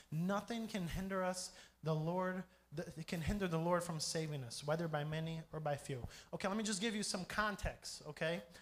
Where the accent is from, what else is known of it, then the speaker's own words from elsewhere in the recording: Brazil; also born or lived in Grand Rapids, Michigan, United States; I'm American. So I was born and raised in Michigan, Grand Rapids, Michigan. If you don't know where that is, I don't blame you. It's not that famous. But uh, my parents are missionaries. I grew up here in Brazil